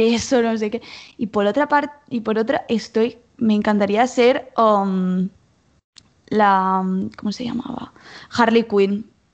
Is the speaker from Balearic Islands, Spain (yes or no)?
yes; Mallorca, Balearic Islands, Spain; moved away as an adult; now in Barcelona, Spain; somos las dos somos de Mallorca, pero yo ahora estoy aquí estudiando en, Barcelona y me he mudado este mismo año